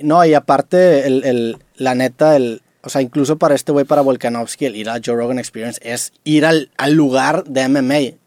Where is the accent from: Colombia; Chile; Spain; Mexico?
Mexico; vengo desde México